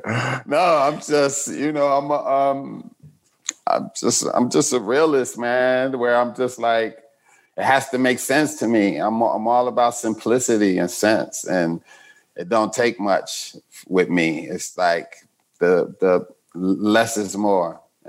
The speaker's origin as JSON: {"language": "English", "town": "Chicago", "region": "Illinois", "country": "United States", "tie": "born or raised there", "said": "Chicago, Southside."}